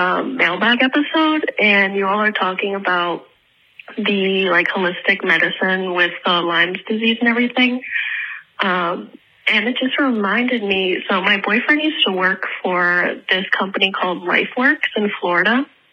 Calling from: Prague, Czechia; I'm just now realizing that I am definitely calling from Prague, and this is going to cost me a fuck ton.

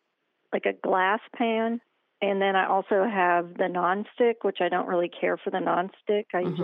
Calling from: Memphis, Tennessee, United States

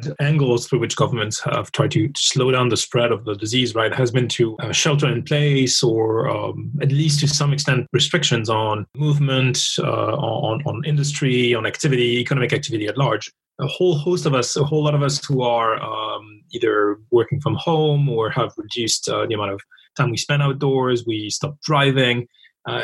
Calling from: Paris, Île-de-France, France; I'm calling in from Paris in France, where we've been in lockdown for about 40 days as well now.

